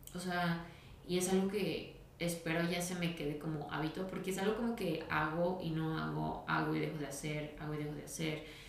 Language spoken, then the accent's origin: Spanish; Guadalajara, Jalisco, Mexico; soy de Guadalajara